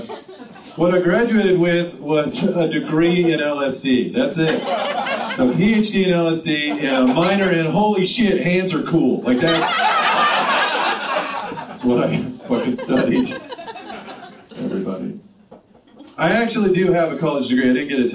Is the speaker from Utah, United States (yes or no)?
no; Tillamook, Oregon, United States; now in Portland, United States; I grew up in Tillamook.